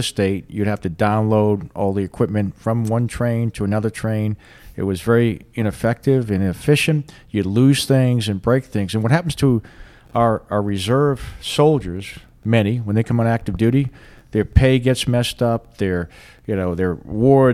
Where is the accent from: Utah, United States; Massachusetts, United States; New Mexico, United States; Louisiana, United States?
Massachusetts, United States; Boston; moved away; I'm from Boston, and at least where I was from, we don't do a whole lot of farming where I was from